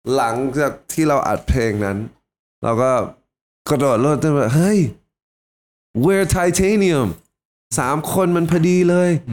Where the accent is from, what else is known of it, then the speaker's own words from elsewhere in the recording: United States; moved away; เป็น first generation ที่ที่เกิดที่อเมริกาตัวผมนะครับ